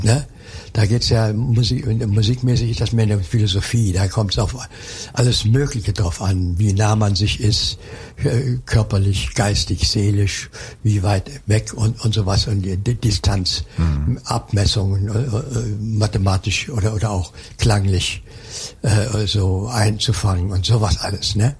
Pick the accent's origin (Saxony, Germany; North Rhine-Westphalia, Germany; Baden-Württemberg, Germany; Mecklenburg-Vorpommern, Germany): Saxony, Germany; Dippoldiswalde; moved away; also born or lived in Cologne; ich komme aus dem Erzgebirge, aus Dippoldiswalde.